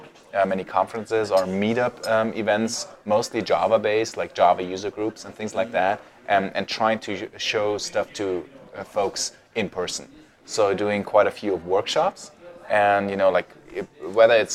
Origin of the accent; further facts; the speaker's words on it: Munich, Bavaria, Germany; moved away as an adult; now in Vienna, Austria; Originally, I'm from Germany, from Munich